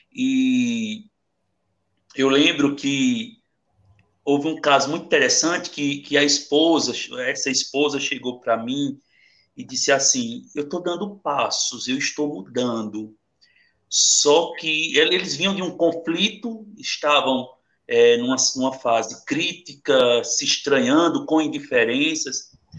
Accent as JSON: {"language": "Portuguese", "town": "Itaquitinga", "region": "Pernambuco", "country": "Brazil", "also_born_or_lived": "Vila do Socorro", "said": "eu sou de Itaquaritinga, do norte, eu moro, minha família é, mora aqui em Vila do Socorro"}